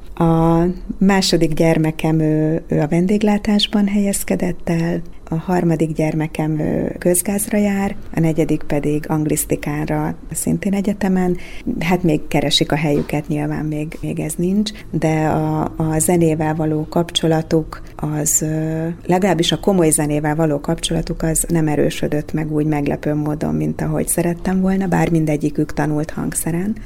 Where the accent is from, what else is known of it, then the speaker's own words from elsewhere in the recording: Kecskemét, Bács-Kiskun, Hungary; moved away as an adult; also born or lived in Székesfehérvár; now in Dunaújváros, Hungary; a Kecskeméti Kodály iskolába nőttem föl